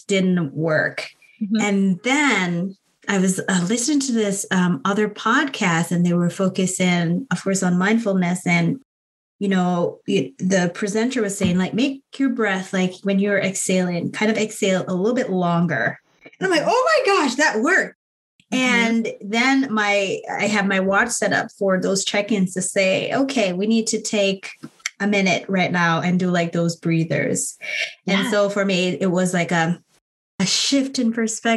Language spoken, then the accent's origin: English; Jamaica; now in United States; I grew up in Jamaica